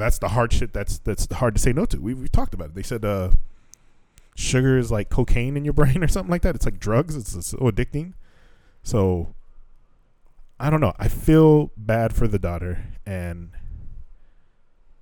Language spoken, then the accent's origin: English; United States; we're from America